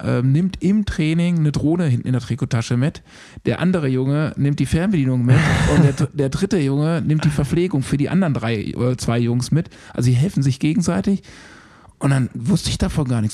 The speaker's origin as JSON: {"language": "German", "town": "Bielefeld", "region": "North Rhine-Westphalia", "country": "Germany", "tie": "born or raised there", "moved": "yes", "lives_now": "Unna, Germany", "said": "diese Bielefelder Truppe, wo ich groß geworden bin"}